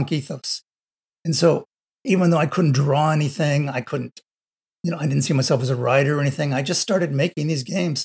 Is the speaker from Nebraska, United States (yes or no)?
no; Los Angeles, California, United States; I grew up in Los Angeles